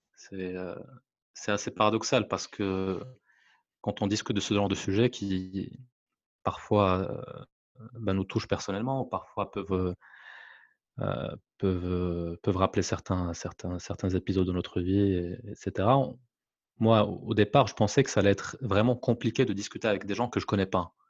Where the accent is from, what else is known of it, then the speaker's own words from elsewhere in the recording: Morocco; French is a second language; moved away; je suis marocain, je vis à l'étranger